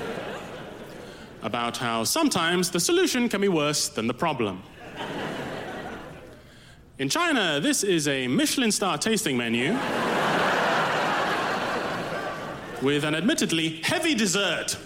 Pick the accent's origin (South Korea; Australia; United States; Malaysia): Malaysia; As a kid in Malaysia, growing up in Malaysia